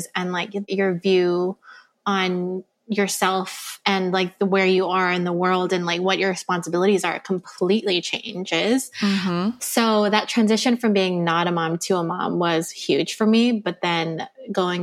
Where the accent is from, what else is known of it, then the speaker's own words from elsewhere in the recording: Oahu, Hawaii, United States; I'm born and raised on Oahu